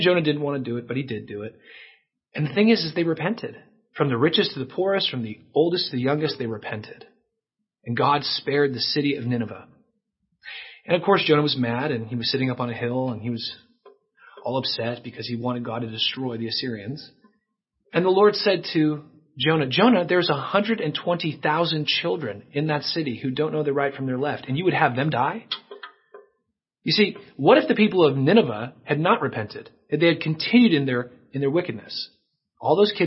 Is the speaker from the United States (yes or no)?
yes; United States; as Christians in our culture, growing up in America as we have